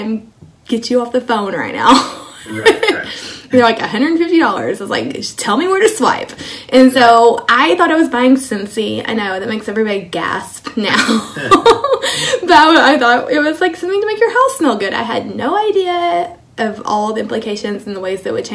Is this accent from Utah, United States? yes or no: no; Kilgore, Texas, United States; moved away as an adult; also born or lived in Germany / Georgia / Hawaii / South Korea; now in Nebraska, United States; I grew up in Kilgore, Texas, which is a small town in East Texas. Lived there my entire life until I met my Army husband